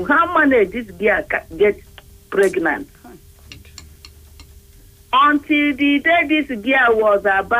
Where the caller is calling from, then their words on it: Abuja, Federal Capital Territory, Nigeria; I'm calling from Gwarimpa.